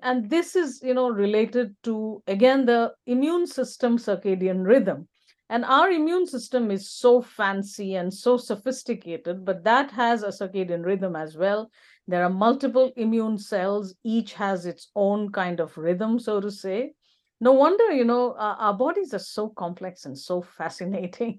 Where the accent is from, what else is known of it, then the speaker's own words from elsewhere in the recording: India; now in Alberta, Canada; I'm originally from India, which is a tropical country.